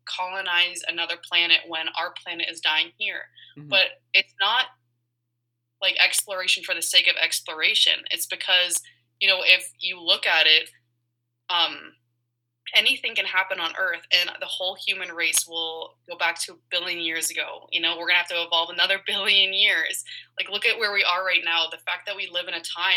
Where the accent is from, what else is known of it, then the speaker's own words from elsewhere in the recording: Colorado, United States; growing up in Colorado